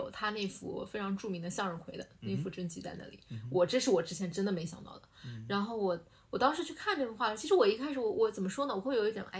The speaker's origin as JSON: {"language": "Chinese", "town": "Nanjing", "region": "Jiangsu", "country": "China", "tie": "born or raised there", "said": "我觉得就是费城会就会 remind 我，呃，想到我的老家南京，"}